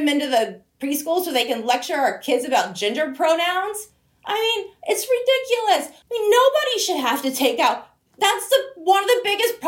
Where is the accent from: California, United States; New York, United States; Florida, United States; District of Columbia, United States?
Florida, United States; Broward County, South; I grew up in South Florida, Broward County